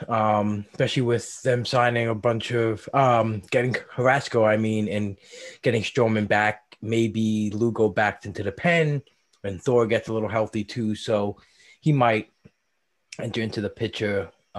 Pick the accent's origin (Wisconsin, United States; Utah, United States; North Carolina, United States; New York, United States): New York, United States; my hometown New York Mets?